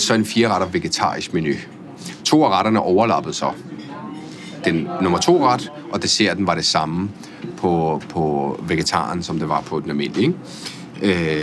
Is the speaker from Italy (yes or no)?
yes; Italy; also born or lived in Spain / France; now in Denmark; jeg er født i Italien af en norsk mor